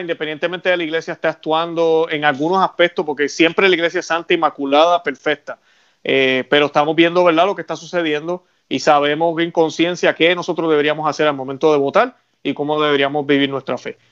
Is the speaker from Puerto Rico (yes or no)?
yes; Puerto Rico; yo que soy puertorriqueño